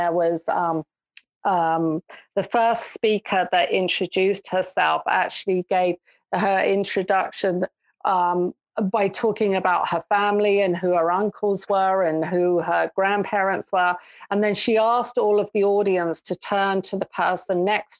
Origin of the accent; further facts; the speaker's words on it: England, United Kingdom; moved away as an adult; now in Canada; they knew that I grew up in England. They could tell by my accent